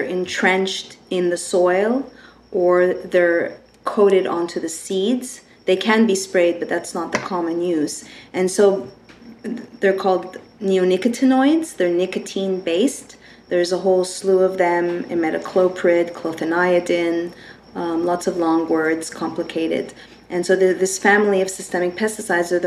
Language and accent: English; Canada; moved away as an adult; now in United States; I am from Canada